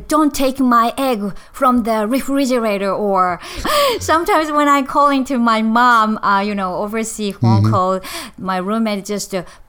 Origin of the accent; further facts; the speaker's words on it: Japan; English is a second language; also born or lived in California; Actually, I'm a Japanese and I was born in Japan.